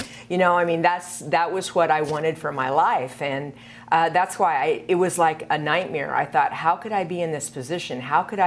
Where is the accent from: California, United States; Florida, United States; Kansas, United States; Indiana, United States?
Kansas, United States; moved away as an adult; also born or lived in Seattle; I grew up in Kansas